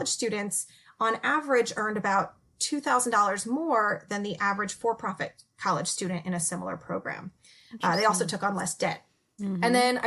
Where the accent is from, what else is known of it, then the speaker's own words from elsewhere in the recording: California, United States; I'm from California